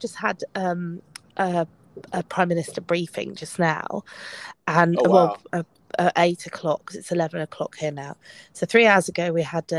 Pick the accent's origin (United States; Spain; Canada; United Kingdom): United Kingdom; Midlands; I'm from the Midlands.